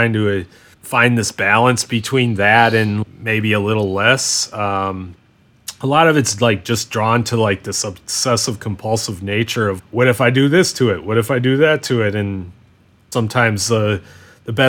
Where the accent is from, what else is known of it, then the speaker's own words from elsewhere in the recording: United States; people thought I was from Canada instead of being from the US